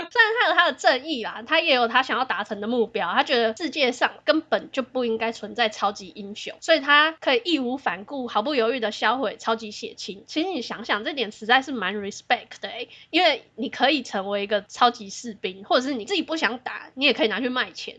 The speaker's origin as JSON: {"language": "Chinese", "country": "Taiwan", "said": "我们台湾人很幸福啦"}